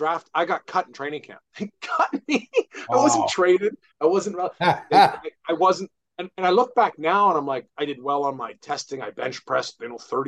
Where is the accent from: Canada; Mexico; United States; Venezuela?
Canada; British Columbia; my hometown team, the BC Lions